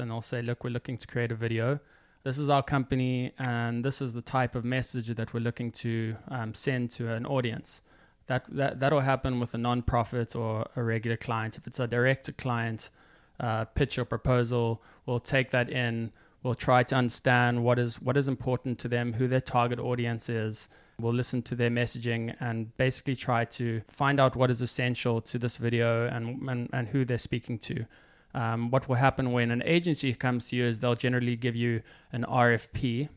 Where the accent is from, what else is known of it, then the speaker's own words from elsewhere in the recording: Johannesburg, Gauteng, South Africa; moved away as an adult; also born or lived in Stellenbosch, South Africa / Cape Town, South Africa / New York, United States; now in United States; I grew up in Johannesburg. I went to school there. So I was in, in Johannesburg for the first eighteen years of my life.